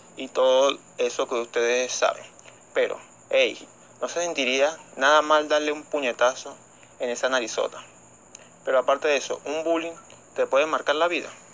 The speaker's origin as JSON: {"language": "Spanish", "country": "Venezuela", "said": "aquí en Venezuela"}